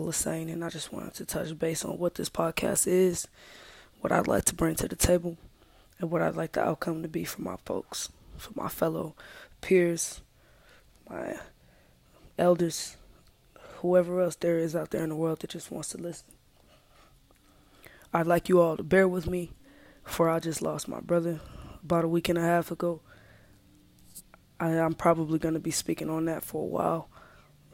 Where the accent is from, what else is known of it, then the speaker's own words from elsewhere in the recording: United States; I'm African American